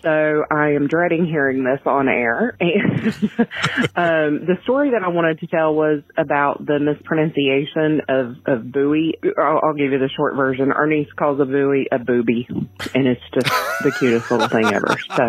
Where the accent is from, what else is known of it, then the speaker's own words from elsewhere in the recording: West Virginia, United States; I am from West Virginia and I hate the sound of my own voice because I have one of those accents that I say I sound like cornbread every time I listen to myself.